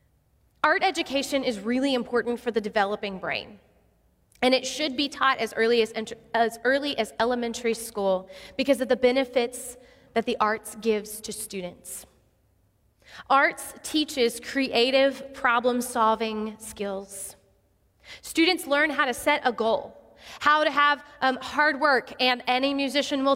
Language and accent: English; Odessa, Texas, United States; I grew up in Odessa, Texas